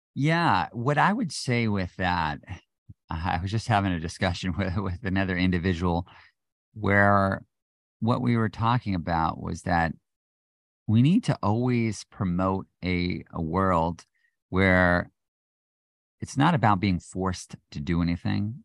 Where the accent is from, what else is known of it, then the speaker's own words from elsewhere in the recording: United States; being an American